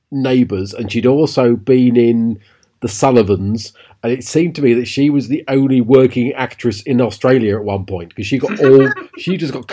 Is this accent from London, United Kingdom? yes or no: no; Harwich, East of England, United Kingdom; grew up in Harwich.